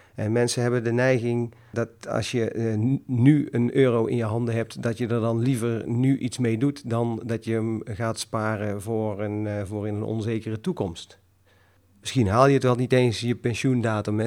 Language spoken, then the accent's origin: Dutch; North Brabant, Netherlands; kom ik uit Brabant